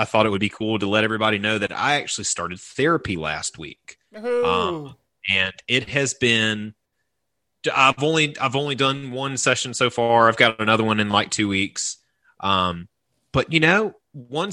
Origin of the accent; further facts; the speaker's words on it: the South, United States; growing up in the South